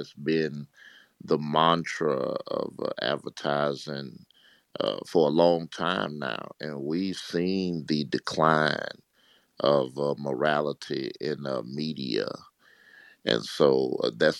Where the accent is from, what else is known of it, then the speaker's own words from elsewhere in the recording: Mississippi, United States; As a country boy growing up in Mississippi, you know, we used to hunt